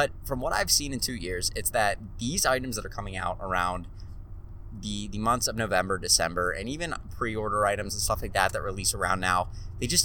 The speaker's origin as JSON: {"language": "English", "town": "Pittsburgh", "region": "Pennsylvania", "country": "United States", "said": "I'm from Pittsburgh"}